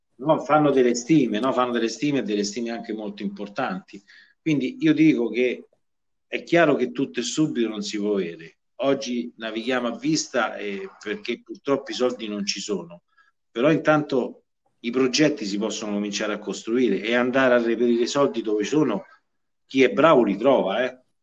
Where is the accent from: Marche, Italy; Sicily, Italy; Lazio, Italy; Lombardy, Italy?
Lazio, Italy; Viterbo; io sono viterbese e amo la mia terra do, dove, dove, vivo